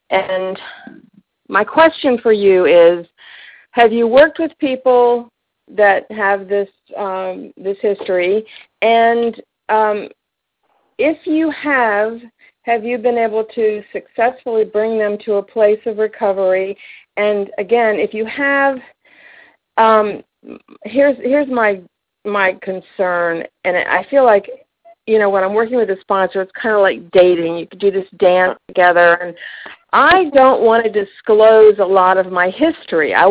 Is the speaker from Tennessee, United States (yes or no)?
yes; Tennessee, United States; Okay, I'm from East Tennessee